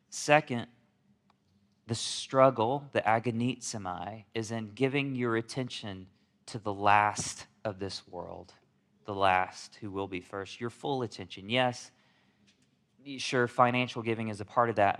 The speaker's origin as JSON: {"language": "English", "region": "Alabama", "country": "United States", "tie": "born or raised there", "also_born_or_lived": "South Korea", "said": "I'm from, from South Korea. That's where I was born. but I was raised in Alabama"}